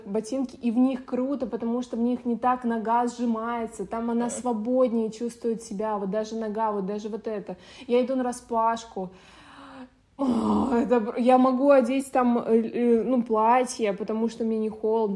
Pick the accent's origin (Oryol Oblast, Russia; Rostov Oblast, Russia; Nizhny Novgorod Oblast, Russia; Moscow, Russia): Nizhny Novgorod Oblast, Russia; Nizhny Novgorod; now in Adler, Russia; я из Нижнего Новгорода